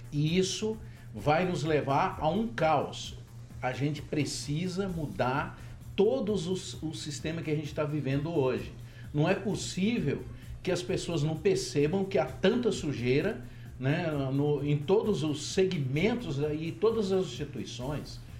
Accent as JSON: {"language": "Portuguese", "town": "Barbacena", "region": "Minas Gerais", "country": "Brazil", "tie": "born or raised there", "said": "Quando eu era criança lá em Babacena."}